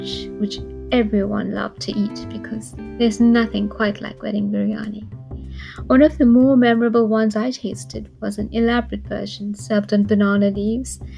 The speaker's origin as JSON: {"language": "English", "town": "Durban", "region": "KwaZulu-Natal", "country": "South Africa", "tie": "born or raised there", "said": "Growing up in Durban and knowing little about how the rest of the world functioned"}